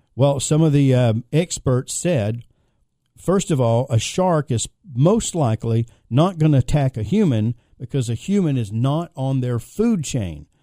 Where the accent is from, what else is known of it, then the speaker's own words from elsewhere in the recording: Philadelphia, Pennsylvania, United States; I'm from Philadelphia, Pennsylvania, and Philly is known for a lot of firsts.